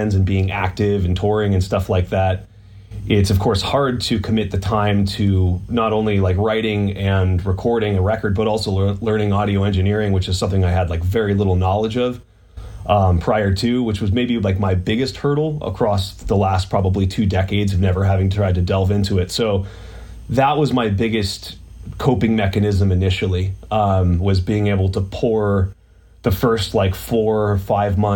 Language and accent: English; Pittsburgh, Pennsylvania, United States; moved away; I'm actually from Pittsburgh, Pennsylvania, originally. I'm on my like 2-week vacation. I'm actually in the room that I grew up